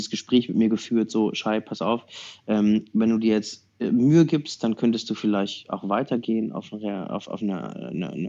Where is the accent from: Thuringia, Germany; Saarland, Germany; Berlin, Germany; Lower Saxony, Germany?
Berlin, Germany; ich bin äh, Berliner, äh, bin aber gerne am Reisen